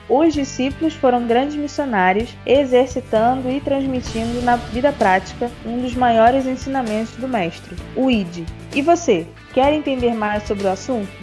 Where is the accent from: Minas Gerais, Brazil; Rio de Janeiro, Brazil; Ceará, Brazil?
Rio de Janeiro, Brazil; sou do Rio de Janeiro